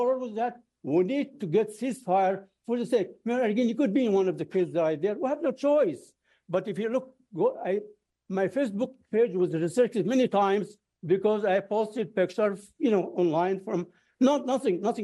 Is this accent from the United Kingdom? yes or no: no; Cairo, Cairo Governorate, Egypt; now in United States; I was born in Egypt, and I was under air raids in 1948 as a baby, 1956, some years old, by the British, French, and the Israelis. It was a horrible few months. To live under air raids is horrible. I was a kid. My mother used to hold all of us around and cries. The school next to our building, next to our house in Cairo, was bombed